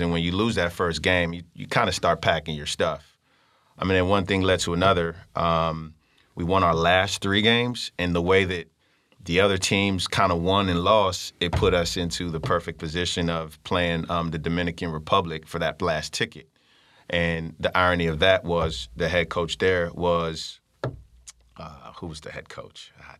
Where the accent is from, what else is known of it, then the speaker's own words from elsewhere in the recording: Nigeria; You know, for one, I kind of went hidden a little bit as a Nigerian.